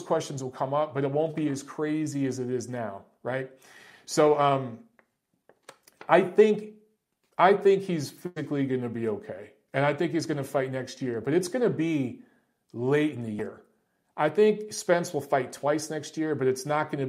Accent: Detroit, Michigan, United States; My best friend growing up in Detroit

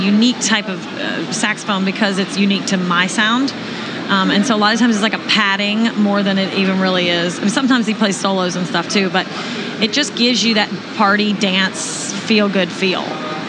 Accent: New Orleans, Louisiana, United States; I'm originally from New Orleans, Louisiana, and I think being from New Orleans, you know, as a small child, you walk around, you see harmonica players and saxophone players everywhere you look

